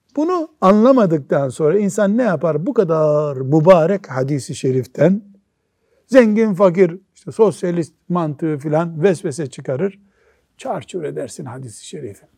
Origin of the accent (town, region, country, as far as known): Black Sea Region, Turkey; born or raised there; moved away